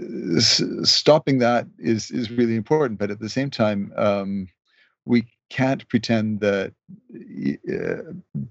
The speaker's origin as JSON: {"language": "English", "country": "Canada", "also_born_or_lived": "Mexico / Toronto", "said": "I'm a Canadian."}